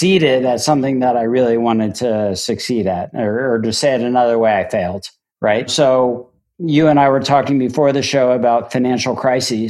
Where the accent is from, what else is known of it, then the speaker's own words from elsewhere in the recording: Miami, Florida, United States; moved away; also born or lived in Amherst, Massachusetts / New York; I grew up in Miami, Florida, selling frozen lemonade out of an un-air-conditioned